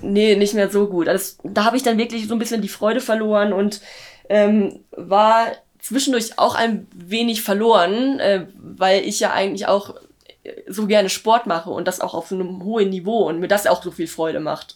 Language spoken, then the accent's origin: German; Löningen, Lower Saxony, Germany; in Löning in meiner Heimat